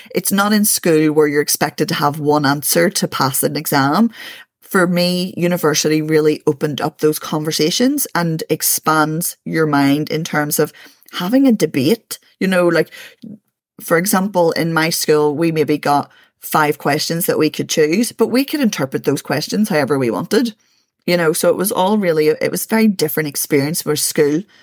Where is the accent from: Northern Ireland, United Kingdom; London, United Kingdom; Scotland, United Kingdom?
Northern Ireland, United Kingdom; Belfast; born and raised in East Belfast